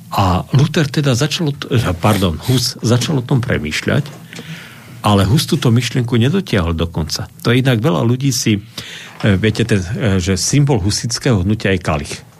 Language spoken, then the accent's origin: Slovak; Slovakia; Však som Slovák